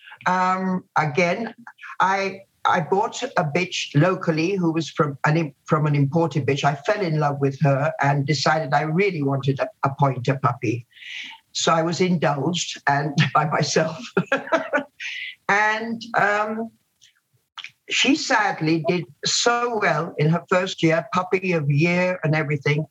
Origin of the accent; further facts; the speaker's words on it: Guyana; moved away; also born or lived in India / Jamaica; I then grew up in British Guiana, as it was then